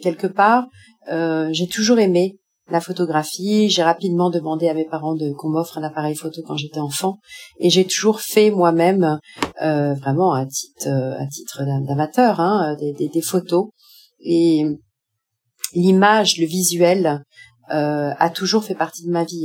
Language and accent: French; France; moved away as an adult; also born or lived in Paris / Japan / Cambodia / North Korea; now in Tunisia; je suis française